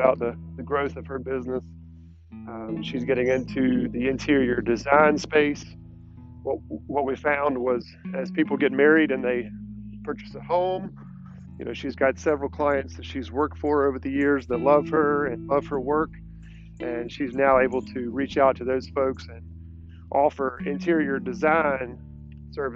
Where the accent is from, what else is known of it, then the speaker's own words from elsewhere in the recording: Irmo, South Carolina, United States; also born or lived in Aiken, South Carolina / Mint Hill, North Carolina; I grew up in the Irmo, South Carolina area